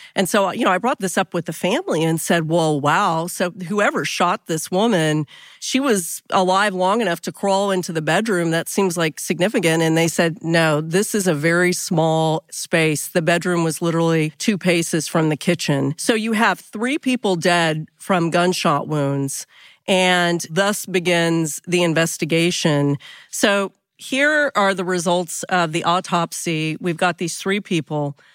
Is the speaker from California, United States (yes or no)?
no; Texas, United States; we're from Texas